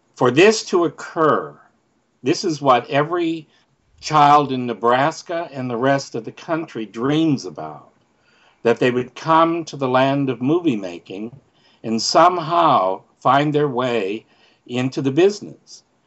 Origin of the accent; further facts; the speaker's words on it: Canada; moved away; I'm from Canada